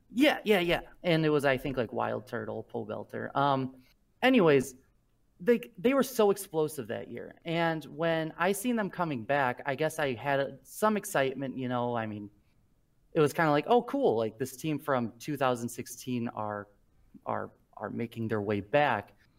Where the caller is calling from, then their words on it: Princeton, Illinois, United States; I'm calling from Princeton, Illinois